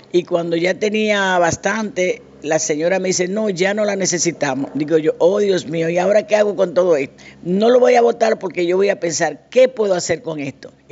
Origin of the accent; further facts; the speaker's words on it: Santo Domingo, Distrito Nacional, Dominican Republic; now in Spain; realmente procedemos de Santo Domingo, una dominicana más en este país.